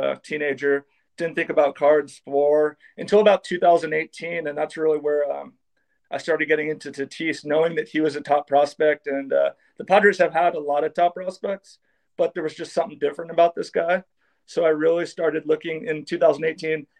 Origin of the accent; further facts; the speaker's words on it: San Diego, California, United States; born and raised in San Diego, been here my whole life